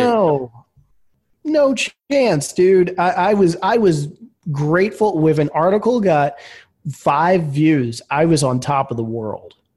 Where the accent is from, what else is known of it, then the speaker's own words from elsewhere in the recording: Philadelphia, Pennsylvania, United States; also born or lived in Atlanta; I grew up in Philadelphia